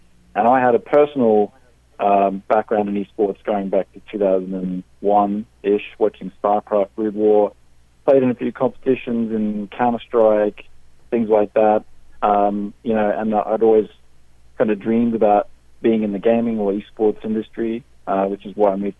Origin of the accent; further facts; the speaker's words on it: Australia; moved away as an adult; now in United Kingdom; I'm Australian